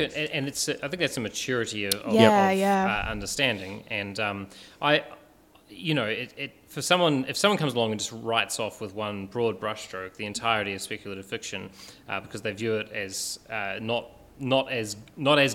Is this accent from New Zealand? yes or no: yes; New Zealand; now in Australia; New Zealand, growing up